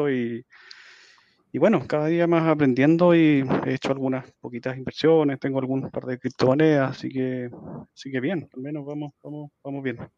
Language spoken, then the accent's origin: Spanish; Santiago, Santiago Metropolitan Region, Chile; fui a alguna conferencia acá en Santiago, Chile. Estoy, estoy, soy de acá de Santiago.